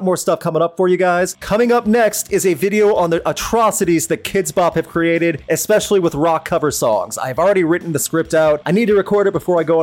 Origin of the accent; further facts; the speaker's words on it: St. Louis, Missouri, United States; St. Louis, Missouri, my hometown.